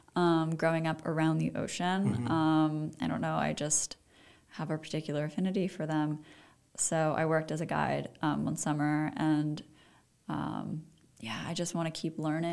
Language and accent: English; East Coast, United States; yeah, because I'm from the East Coast, so right.